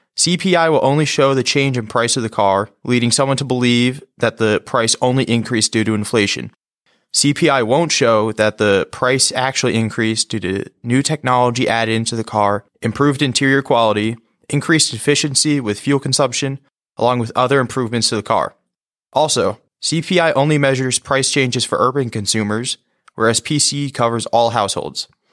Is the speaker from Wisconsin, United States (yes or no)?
no; West Nyack, New York, United States; my hometown is West Nyack, New York